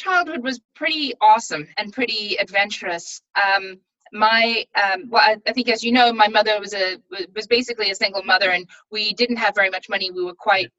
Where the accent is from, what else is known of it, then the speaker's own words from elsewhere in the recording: Pretoria, Gauteng, South Africa; born there; also born or lived in Durban / Bloemfontein / Johannesburg; So like in South Africa, you know, I was born in Pretoria, and then we moved to Durban, which is on the coast of South Africa